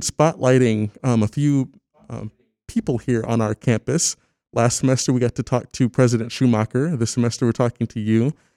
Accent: Lansing, Michigan, United States; moved away; I'm from Lansing, Michigan originally.

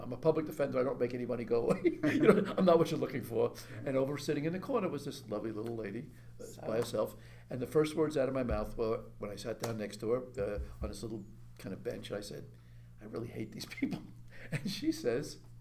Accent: New York City, New York, United States; born or raised there

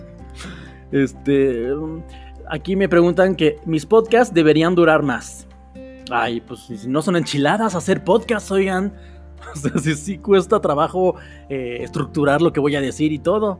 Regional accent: Mexico City, Mexico; soy de la Ciudad de México

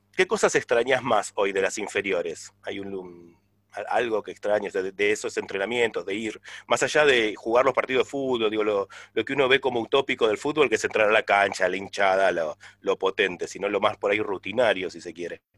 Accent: La Plata, Buenos Aires Province, Argentina; also born or lived in Villa Ballester; yo tengo eso de, ser de Villa Ballester, pero platense porque vivo es muy chico en La Plata, pero nací en Villa Ballester

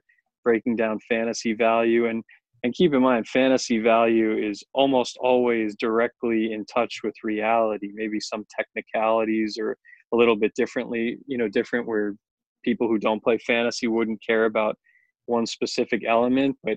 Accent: Long Island, New York, United States; I grew up on Long Island

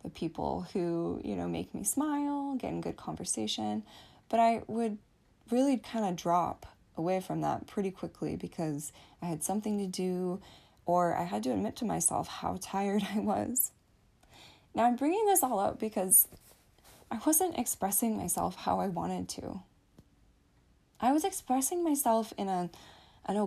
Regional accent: United States; I am American, so we celebrated Thanksgiving with my family

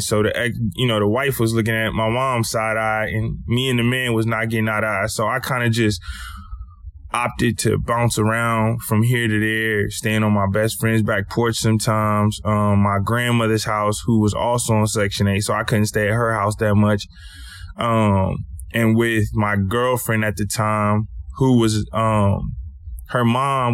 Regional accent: Lake Charles, Louisiana, United States; I grew up in Lake Charles, Louisiana, in a little neighborhood called Car Shop

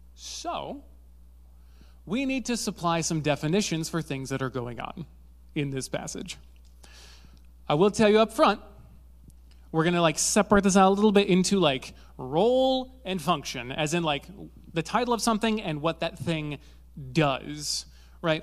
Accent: Zeeland, Michigan, United States; I grew up in Zealand, uh, which, if you don't know what Zealand is, it's where they spawn Dutch people.

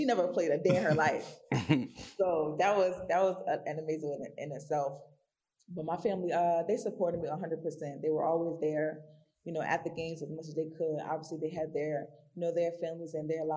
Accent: Newark, New Jersey, United States; moved away as an adult; also born or lived in Savannah, Georgia; I'm born and raised in Newark, New Jersey

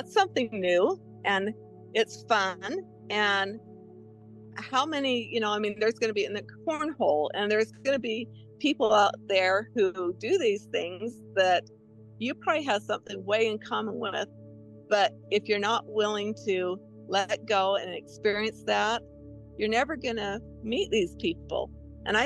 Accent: Utah, United States; I was from Utah and far away from home

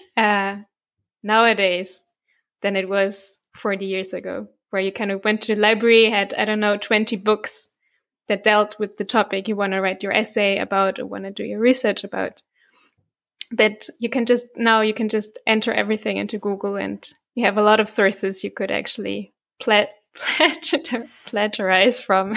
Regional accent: Bavaria, Germany; I'm from, from Bavaria

